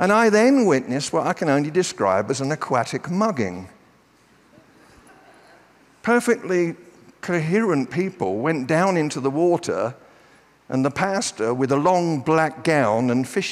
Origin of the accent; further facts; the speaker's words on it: United Kingdom; I'm British